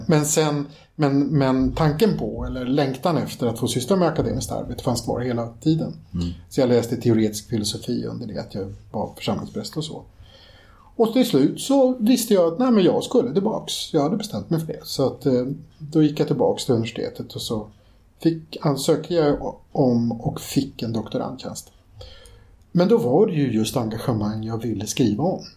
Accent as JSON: {"language": "Swedish", "town": "Stockholm", "region": "Stockholm County", "country": "Sweden", "tie": "born or raised there", "said": "växte jag upp i en kommun där, eller en, en förort till Stockholm"}